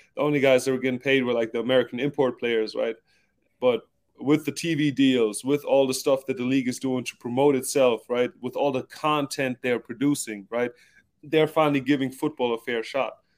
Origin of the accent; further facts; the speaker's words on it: Southern Germany, Germany; moved away; also born or lived in Stuttgart; I'm German. I'm from South Germany. We're known to be like kind of frugal, stingy kind of people